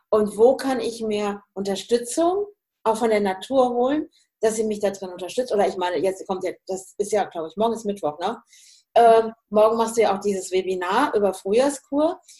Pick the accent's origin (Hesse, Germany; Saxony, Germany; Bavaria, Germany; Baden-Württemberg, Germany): Hesse, Germany; ich komme ja eigentlich auch aus dem Hessischen, ne? Ja. und bin ja im Münsterland